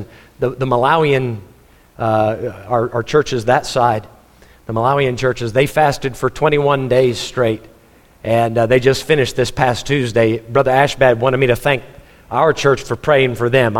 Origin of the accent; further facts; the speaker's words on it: Texas, United States; moved away; also born or lived in Missouri; I'm a Texan, so I wanted to go back to Texas